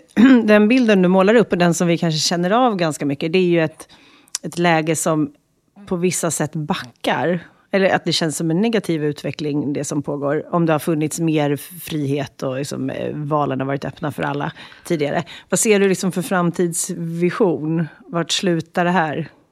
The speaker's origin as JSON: {"language": "Swedish", "country": "Sweden", "said": "Som svensk"}